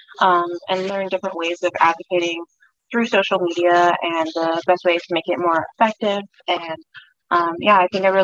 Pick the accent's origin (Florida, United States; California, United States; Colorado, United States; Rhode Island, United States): Colorado, United States; I'm from Colorado